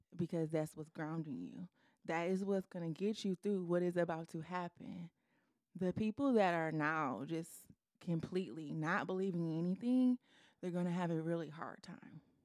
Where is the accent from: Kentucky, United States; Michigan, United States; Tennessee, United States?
Michigan, United States; Detroit; also born or lived in Ypsilanti; I'm from the Metro Detroit.